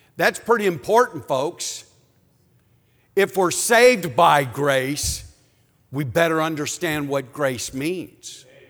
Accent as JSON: {"language": "English", "town": "Cleveland", "region": "Ohio", "country": "United States", "said": "I'm from Cleveland, Ohio"}